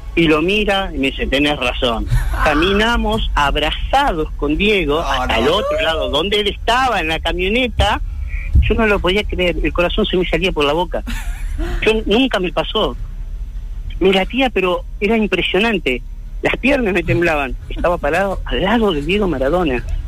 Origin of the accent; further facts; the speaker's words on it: Uruguay; moved away as an adult; now in Argentina; soy de Uruguay en el, del 97 que estoy acá